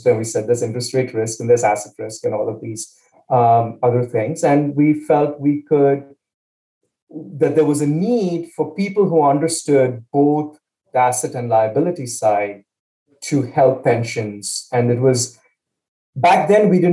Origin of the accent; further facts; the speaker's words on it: Chennai, Tamil Nadu, India; moved away as an adult; also born or lived in Pennsylvania, United States; now in United States; So I grew up in India, town called Chennai in the south of India, came to the States for my undergrad